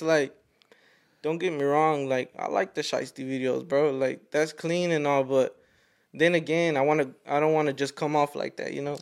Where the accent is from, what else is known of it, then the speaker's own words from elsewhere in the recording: Fort Worth, Texas, United States; I'm from Fort Worth